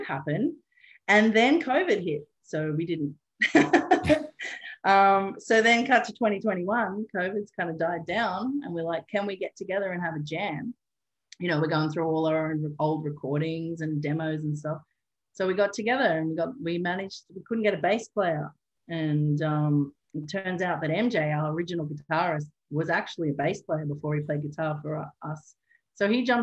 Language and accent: English; Newcastle, New South Wales, Australia; moved away as an adult; also born or lived in Edinburgh / Cork; I got back to Newcastle, my hometown